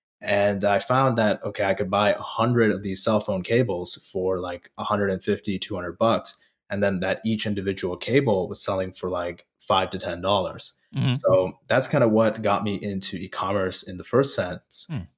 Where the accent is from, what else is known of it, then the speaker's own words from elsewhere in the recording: Indiana, United States; also born or lived in Fort Collins, Colorado; I was raised in Colorado, in the Denver area, in a city called Fort Collins. And then I moved to Northwest Indiana, Chicago suburbs. And I essentially was, for the most part, raised there for my entire childhood.